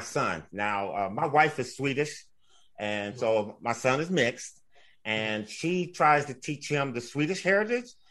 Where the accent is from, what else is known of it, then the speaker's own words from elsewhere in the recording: Pasadena, California, United States; I was from Pasadena, California, and I was... PA, Pasadena High School was right on the border of Sierra Madre